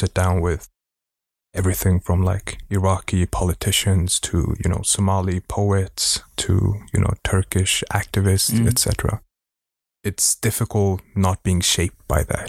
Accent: Stockholm, Stockholm County, Sweden; Born and raised in Sweden

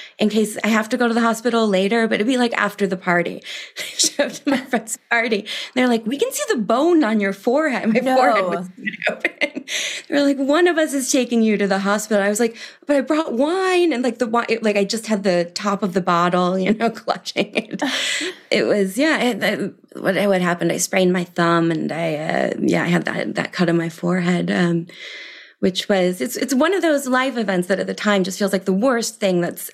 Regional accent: Milwaukee, Wisconsin, United States; moved away as an adult; also born or lived in Providence / Paris / New York; I grew up in Milwaukee, Wisconsin

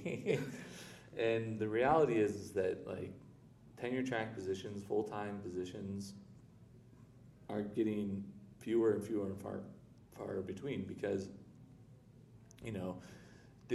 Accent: Chicago, Illinois, United States; moved away; also born or lived in Florida / Washington, D.C.; I'm originally from Chicago. I still self-identify more as a Chicagoan than a Floridian

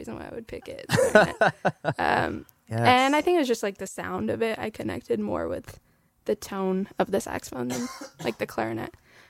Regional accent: Calabasas, California, United States; I grew up in LA, but so this place called Calabasas.

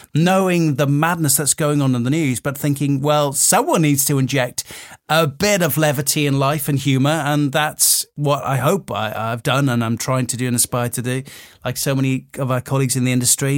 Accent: Wales, United Kingdom; growing up in Wales

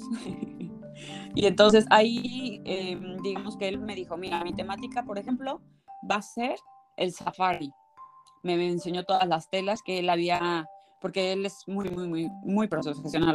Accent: State of Mexico, Mexico; yo nací en la Ciudad de México, bueno, en el Estado de México exactamente

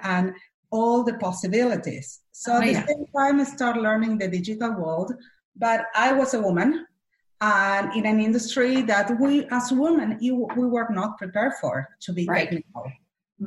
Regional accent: Argentina; English is a second language; moved away as an adult; now in Los Angeles, United States; I'm from Argentina

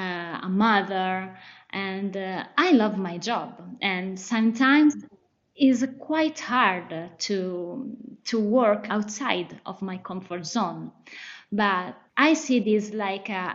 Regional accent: Solomeo, Umbria, Italy; growing up in a little town was important for me.

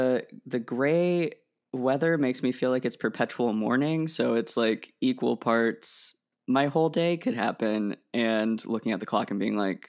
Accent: Oregon, United States; moved away as an adult; also born or lived in Illinois; I grew up in Oregon and it's just like from November to March is gray.

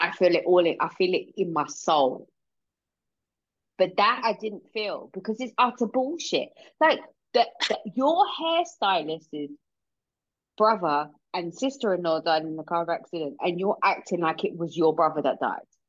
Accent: England, United Kingdom; we're English.

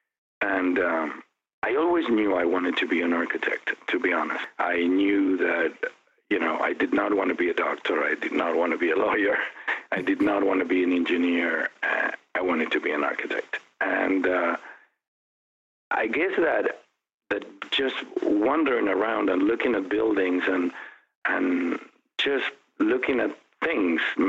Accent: Buenos Aires, Argentina; also born or lived in Europe; now in Phoenix, United States; I was born in Buenos Aires back in 1964, raised by a loving mother and father. I have a sibling. My brother is 4 years younger, Federico. I went to school in Buenos Aires

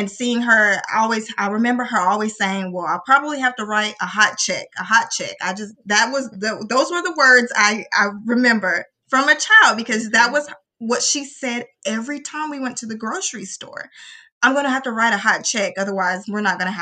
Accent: Little Rock, Arkansas, United States; I am from Little O, Arkansas

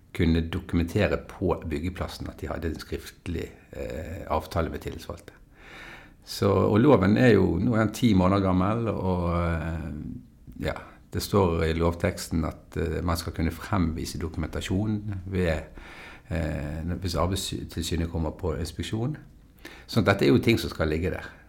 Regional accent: Bergen, Vestland, Norway; jeg er jo en bergenser, da, som du hører.

